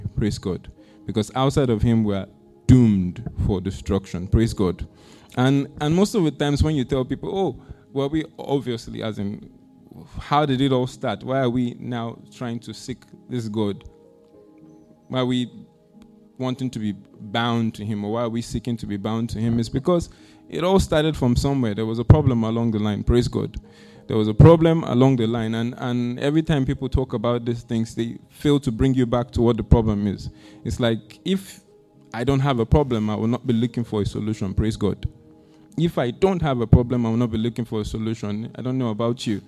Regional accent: Nigeria; my country, Nigeria

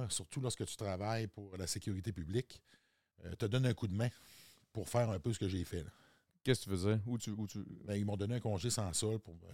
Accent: Quebec, Canada; Non, moi, je viens de la Côte-Nord.

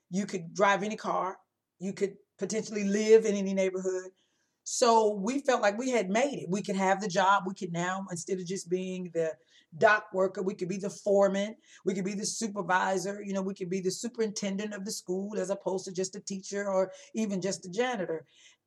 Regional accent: Illinois, United States; I grew up in Illinois

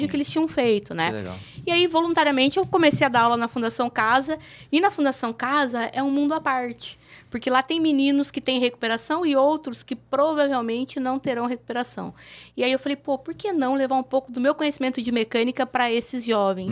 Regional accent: Mogi Mirim, São Paulo, Brazil; no interior de São Paulo, uma cidade pequena, que é de onde eu venho, a cidade uhum. de Mojimirim.

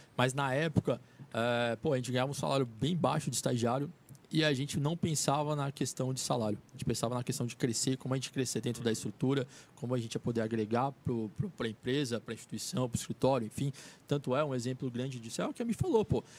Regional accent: São José do Rio Preto, São Paulo, Brazil; now in São Paulo, Brazil; E a gente é de São José do Rio Preto

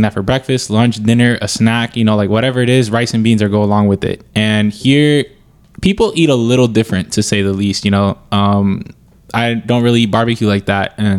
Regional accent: Florida, United States; moved away as an adult; now in Georgia, United States; I'm from Florida

